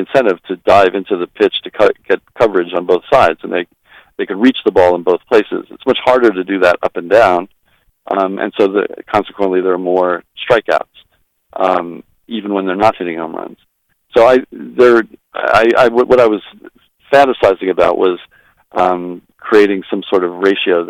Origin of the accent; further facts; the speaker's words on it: Long Island, New York, United States; I grew up on Long Island, and our hockey team, which played in the Comac Arena